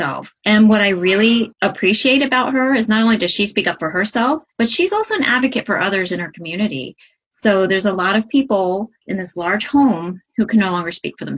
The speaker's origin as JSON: {"language": "English", "region": "Southeastern Virginia", "country": "United States", "moved": "yes", "lives_now": "Hudson Valley, New York, United States", "said": "originally I am from Southeastern Virginia, but now I'm living in the Hudson Valley area of New York"}